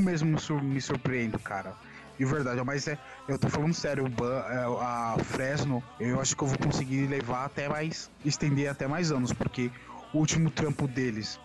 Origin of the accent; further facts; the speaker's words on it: Brazil; eu falo por sendo brasileiro